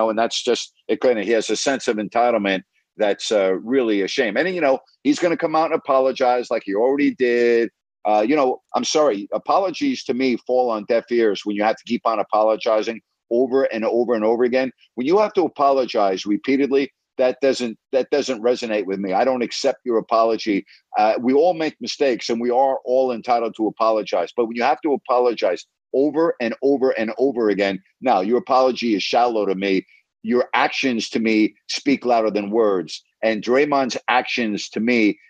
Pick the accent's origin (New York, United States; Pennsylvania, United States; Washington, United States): New York, United States; Me being a New Yorker and a Yankee fan